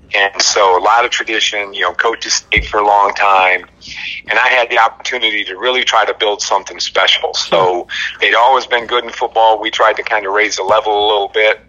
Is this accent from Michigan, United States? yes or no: yes; Albion, Michigan, United States; I grew up in Albion, Michigan, on a uh, horse farm